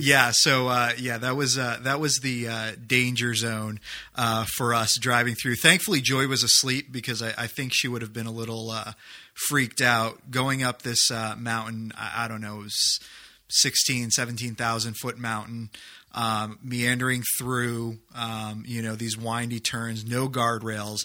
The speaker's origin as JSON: {"language": "English", "region": "New Hampshire", "country": "United States", "tie": "born or raised there", "said": "I grew up in New Hampshire"}